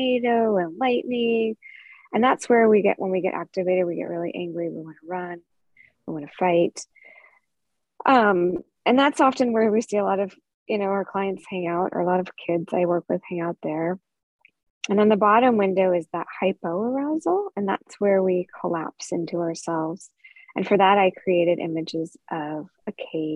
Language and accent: English; California, United States; I'm from California where we have redwood trees